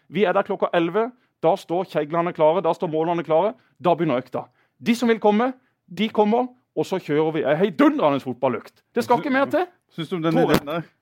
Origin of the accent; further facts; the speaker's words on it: Kristiansand, Agder, Norway; Jeg bor på Gimlekollen, der jeg vokste opp.